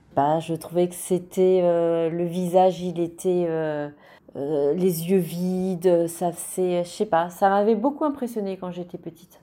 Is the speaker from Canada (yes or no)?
no; Italy; quand j'étais petite en Italie